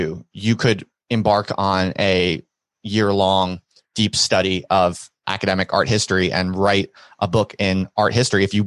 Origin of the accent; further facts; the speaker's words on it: Ocean Township, New Jersey, United States; I grew up in Monmouth County in a little town called Ocean Township